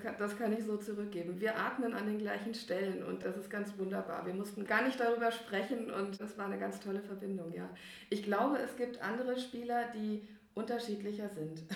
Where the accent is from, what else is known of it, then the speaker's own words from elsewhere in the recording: near Giessen, Hesse, Germany; now in Riedstadt, Germany; in der Nähe von Gießen, also auch in, in Hessen